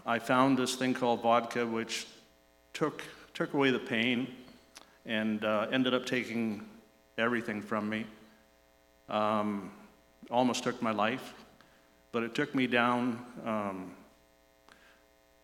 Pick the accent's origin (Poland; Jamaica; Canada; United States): Canada; Vancouver, British Columbia; I grew up in Vancouver, East Vancouver